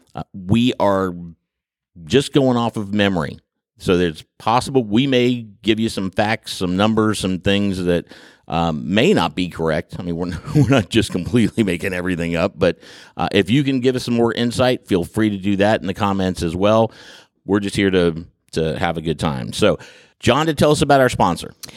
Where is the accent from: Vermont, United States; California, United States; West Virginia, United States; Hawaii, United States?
West Virginia, United States; Huntington; I grew up in the Huntington area